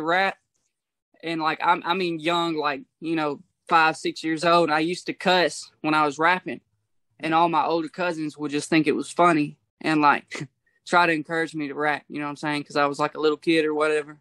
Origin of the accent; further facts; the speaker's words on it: Portland, Tennessee, United States; also born or lived in Franklin, Kentucky; I'm from Portland, Tennessee and Franklin, Kentucky, man. It's the line of Tennessee and Kentucky. So I'm from there. I was back and forth, my whole life between Portland and Franklin.